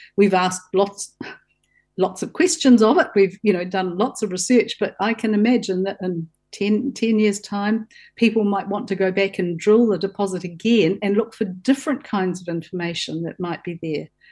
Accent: Southland, New Zealand; I grew up in Southland on a farm

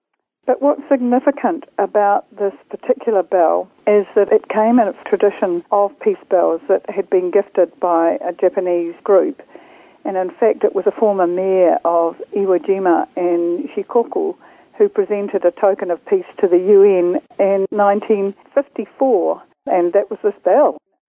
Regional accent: Hamilton, Waikato, New Zealand; moved away as an adult; now in Christchurch, New Zealand; I grew up in Hamilton in the 1950s, and in the 60s went through Hamilton Girls High School.

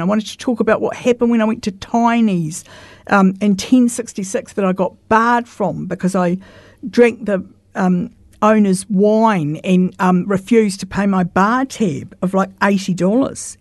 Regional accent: Christchurch, Canterbury, New Zealand; I grew up in St Albans, Roosevelt Ave

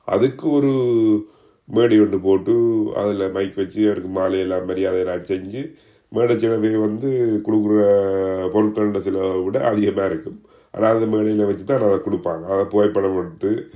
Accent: Jaffna, Northern Province, Sri Lanka; நான் யாழ்ப்பாணத்தை சேர்ந்தவன்

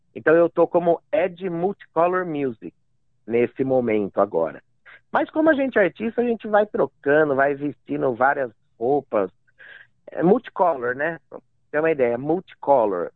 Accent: Amparo, São Paulo, Brazil; moved away as an adult; also born or lived in Itapira / Praia Grande; now in Mount Maunganui, New Zealand; daí eu fui pra, pra ali pro interior, ali do lado mesmo, uma cidade chamada Amparo, vivi dezesseis anos em Amparo.

